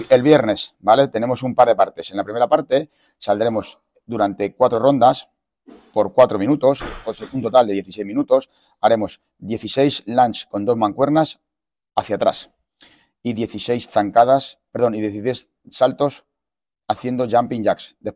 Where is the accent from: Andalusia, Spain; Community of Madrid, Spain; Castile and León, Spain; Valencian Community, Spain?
Community of Madrid, Spain; Fuenlabrada; En Fuenla se dice En Fuenla. yo, soy de Fuenla.